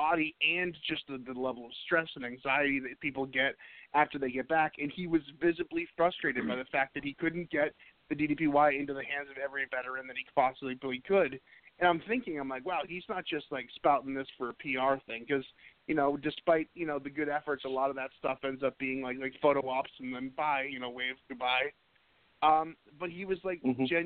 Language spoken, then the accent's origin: English; Boston, Massachusetts, United States; I'm from Boston